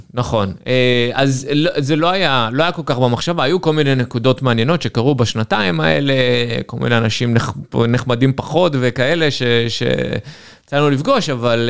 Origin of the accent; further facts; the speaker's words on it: Ashdod, Southern District, Israel; moved away as an adult; גדלתי באשדוד.